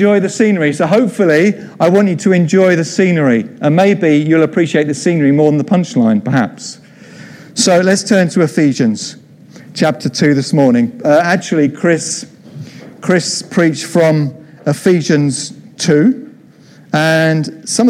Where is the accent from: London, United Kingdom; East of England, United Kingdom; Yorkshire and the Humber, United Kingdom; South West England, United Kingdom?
London, United Kingdom; Croydon; also born or lived in Mitcham; I came from Croydon